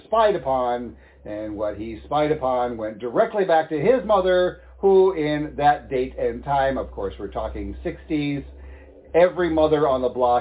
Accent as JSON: {"language": "English", "region": "Midwest", "country": "United States", "tie": "born or raised there", "said": "Growing up in the Midwest"}